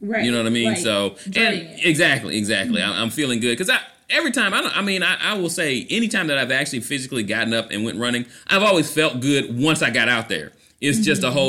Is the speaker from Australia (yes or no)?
no; Orlando, Florida, United States; I'm running in Orlando, Florida, my hometown.